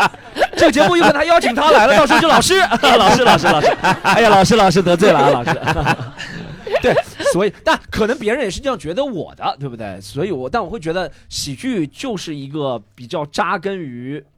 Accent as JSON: {"language": "Chinese", "region": "Shanghai", "country": "China", "said": "像我可能觉得我是上海人，"}